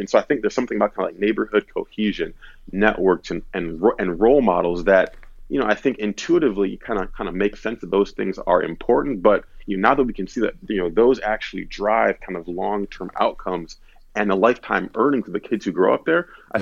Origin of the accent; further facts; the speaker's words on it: Detroit, Michigan, United States; moved away as an adult; also born or lived in East Coast; now in Detroit, United States; I grew up in the Detroit area